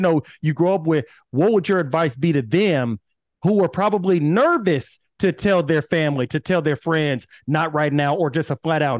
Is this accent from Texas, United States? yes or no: yes; Austin, Texas, United States; I'm from Austin, Texas